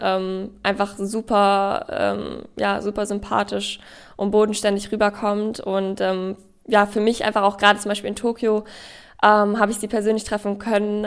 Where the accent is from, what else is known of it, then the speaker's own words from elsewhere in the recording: Ingolstadt, Bavaria, Germany; Ich bin in Ingolstadt ja aufgewachsen